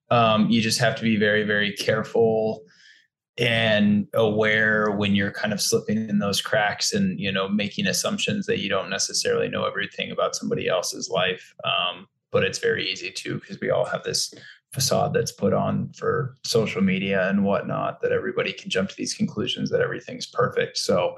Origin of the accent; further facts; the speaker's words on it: Colorado, United States; also born or lived in New York City / New Orleans; now in New York / New Orleans, United States; I grew up in Colorado.